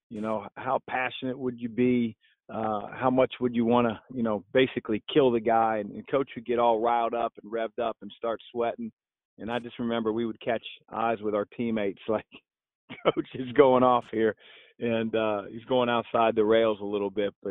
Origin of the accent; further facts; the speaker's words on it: Cleveland, Ohio, United States; I was born in Cleveland too.